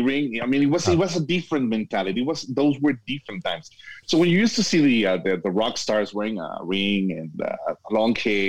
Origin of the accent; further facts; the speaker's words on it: Guadalajara, Jalisco, Mexico; also born or lived in Miami; now in El Paso, United States; I was born and raised in Guadalajara, Mexico, but now I'm living in El Paso, Texas. I lived in Florida in Miami for 19 years